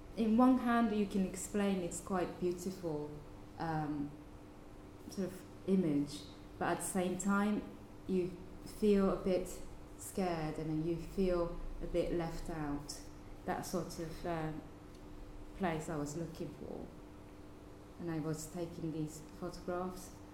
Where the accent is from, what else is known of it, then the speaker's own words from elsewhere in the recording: Fukuoka, Japan; my hometown in Fukuoka